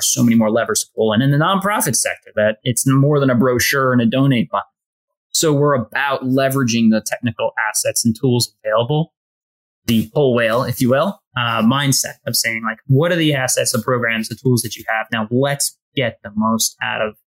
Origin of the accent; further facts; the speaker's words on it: New York City, New York, United States; I grew up in Brooklyn. I grew up literally down the block there